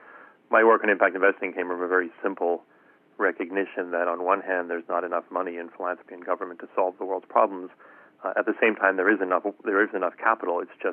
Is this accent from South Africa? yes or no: yes; South Africa; moved away; I was born and raised in South Africa